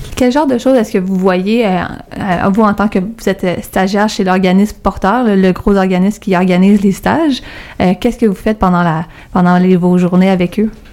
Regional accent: Montreal, Quebec, Canada; je viens de Verdun

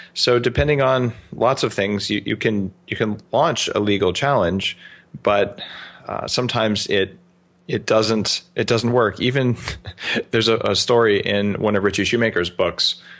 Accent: Albuquerque, New Mexico, United States; now in Vancouver Island, Canada; I grew up in Albuquerque

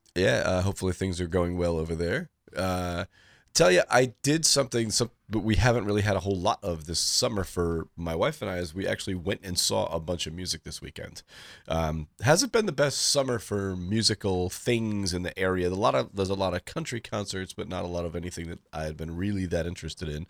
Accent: New London, Connecticut, United States; from New London, Connecticut, my hometown

